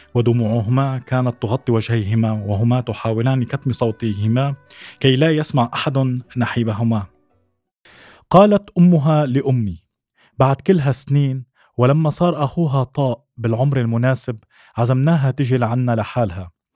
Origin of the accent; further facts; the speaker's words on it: Suwayda, As-Suwayda Governorate, Syria; moved away as an adult; also born or lived in Damascus; انتقلت من السويداء إلى دمشق ليس فقط للدراسة وإنما للابتعاد عن البيئة التي ربيت فيها